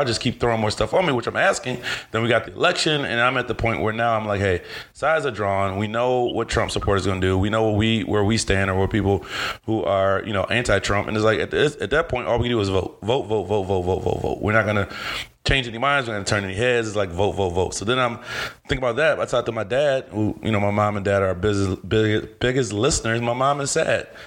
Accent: Cleveland, Ohio, United States; I love my city. I'm a Cleveland boy

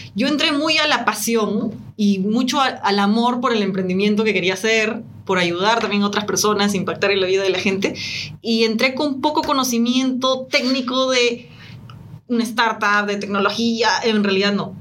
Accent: Peru; now in Chile; soy de Latinoamérica, nací en Perú, actualmente vivo en Chile

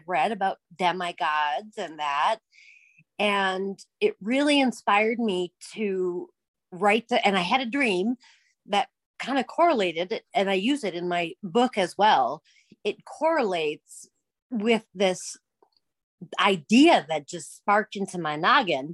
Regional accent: Minnesota, United States; I'm from Minnesota

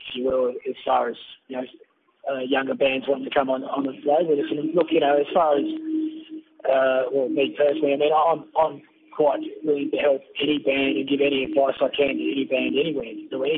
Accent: Tasmania, Australia; now in Melbourne, Australia; I was born there.

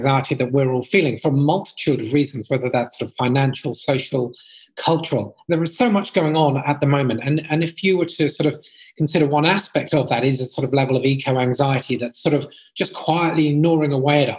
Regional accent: Brighton, South East England, United Kingdom; I grew up in Brighton, which is a sort of coastal town right next to the sea, just south of London in England.

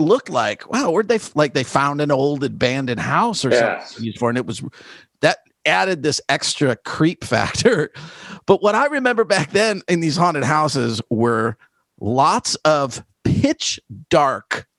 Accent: the Midwest, outside of Chicago, Illinois, United States; I grew up in the Midwest, you know, outside of Chicago

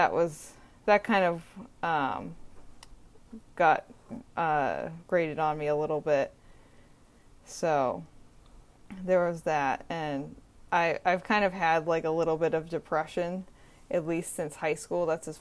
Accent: Massachusetts, United States; also born or lived in Richmond, Virginia; I moved back up from Virginia to Massachusetts to the Cape where I live right now.

